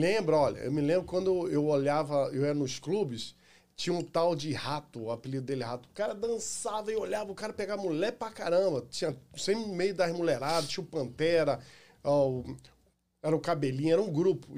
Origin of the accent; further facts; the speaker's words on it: Rio de Janeiro, Brazil; also born or lived in Irajá, Rio de Janeiro / Complexo do Alemão, Rio de Janeiro; now in United States; Eu nasci em Irajá, fui criado na área da Pavuna, e antes de vir para cá, eu saí do Morro da Fé que é no complexo ali do Alemão